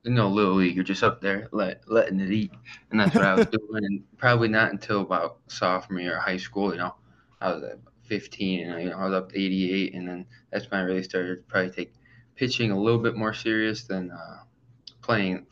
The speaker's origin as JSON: {"language": "English", "town": "Auburn", "region": "New York", "country": "United States", "tie": "born or raised there", "said": "my hometown, which is Auburn. It's about 25 minutes away"}